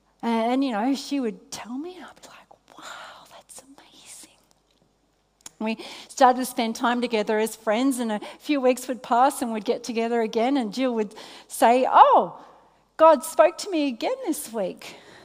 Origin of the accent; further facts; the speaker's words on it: Australia; Australia. Australia.